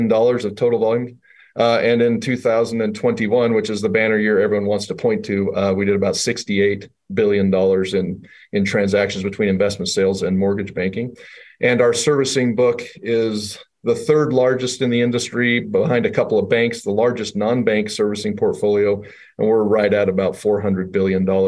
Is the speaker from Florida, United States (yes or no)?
no; Idaho, United States; also born or lived in New York; now in Salt Lake City, United States; I'm originally from Idaho.